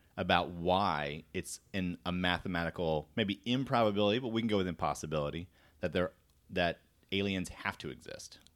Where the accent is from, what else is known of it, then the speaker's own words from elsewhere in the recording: Florida, United States; moved away; also born or lived in Korea; I'm from Florida